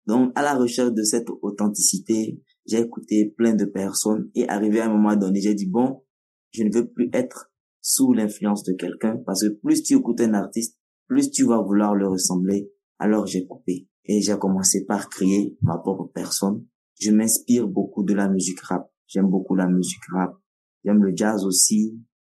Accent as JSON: {"language": "French", "town": "Kara", "region": "Kara Region", "country": "Togo", "first_language": "Nawdm", "second_language": "French", "said": "chez nous à Kara"}